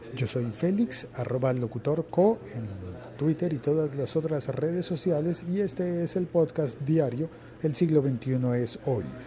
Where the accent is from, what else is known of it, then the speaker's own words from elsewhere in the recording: Colombia; yo como colombiano